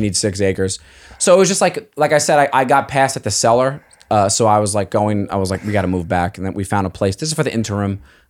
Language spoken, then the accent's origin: English; Staten Island, New York, United States